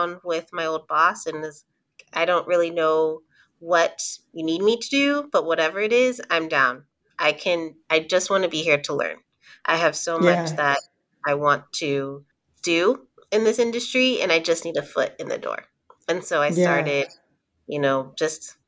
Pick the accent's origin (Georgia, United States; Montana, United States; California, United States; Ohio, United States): California, United States; San Diego; moved away; also born or lived in Oakland / Denver / West Virginia; I'm originally from San Diego, born and raised. So Cali girl through and through